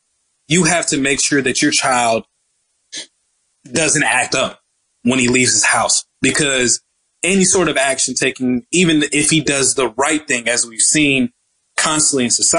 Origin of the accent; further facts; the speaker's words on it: Dallas, Texas, United States; as a person who grew up in Dallas, Texas, born and raised in Dallas, Texas, a perspective that I don't see often happening